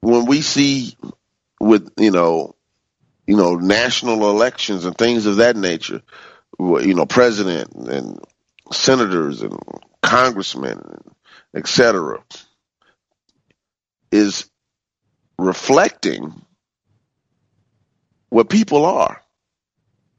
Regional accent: Chicago, Illinois, United States; when I was growing up in the African-American community in Chicago

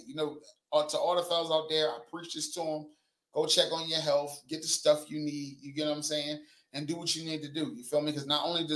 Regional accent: Wilmington, Delaware, United States; We talk shit where I'm from. I'm from Wilmington, Delaware.

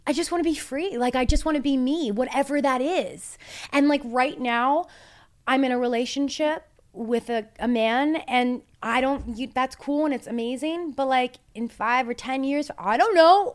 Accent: Toronto, Ontario, Canada; We're from Toronto

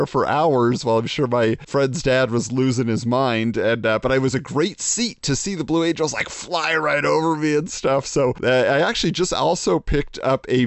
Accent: Irvine, California, United States; my hometown, according to Steven. Yeah, Irvine

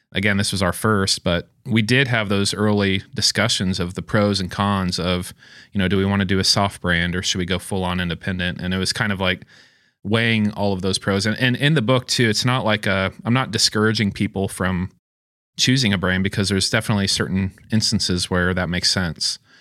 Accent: Springfield, Missouri, United States; also born or lived in Rockford, Illinois; Born and raised in Springfield, Missouri. Lived here most of my life

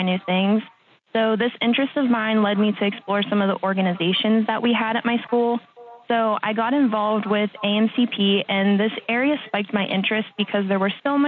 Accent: Pittsburgh, Pennsylvania, United States; I'm originally from Pittsburgh

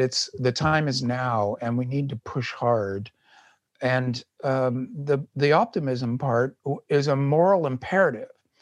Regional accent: United States; as an American

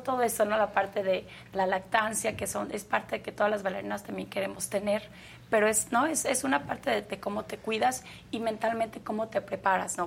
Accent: Mexico; en mi país

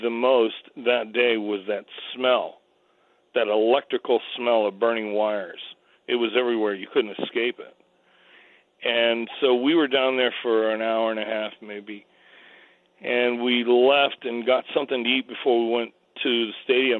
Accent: New York City, New York, United States; I grew up over in Staten Island

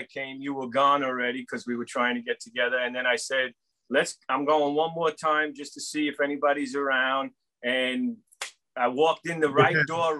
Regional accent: New York City, New York, United States; I grew up in Brooklyn here.

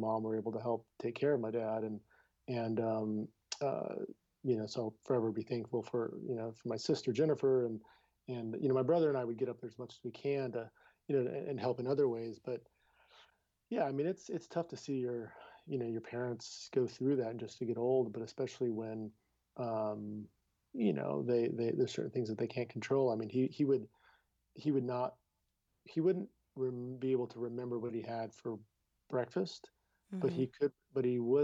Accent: Downey, California, United States; Born and raised in Downey, California

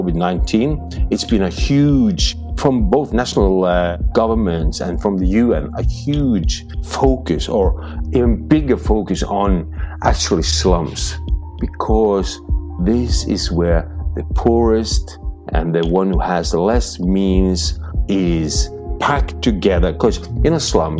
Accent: Norway; my hometown, born here

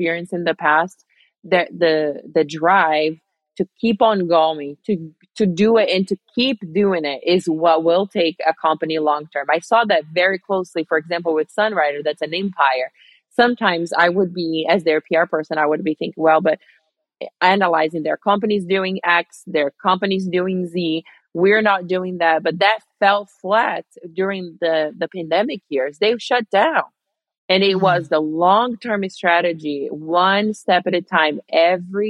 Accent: Rio de Janeiro, Brazil; moved away; my hometown in Rio, Brazil

